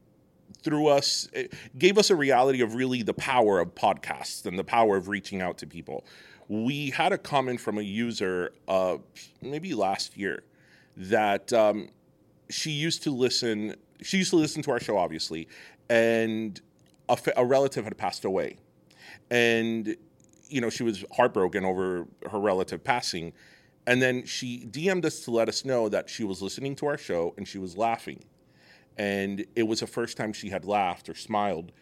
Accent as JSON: {"language": "English", "region": "South Florida", "country": "United States", "tie": "born or raised there", "said": "Being from South Florida, being Cuban American"}